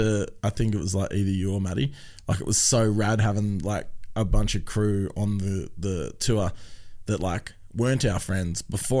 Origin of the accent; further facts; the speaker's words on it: Tasmania, Australia; now in Brisbane, Australia; I'm from Tassie